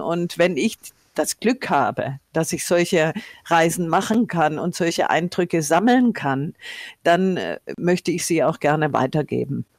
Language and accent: German; Tuttlingen, Baden-Württemberg, Germany; now in Nordhessen, Germany; von Tuttlingen, meiner Heimatstadt in ähm, Baden-Württemberg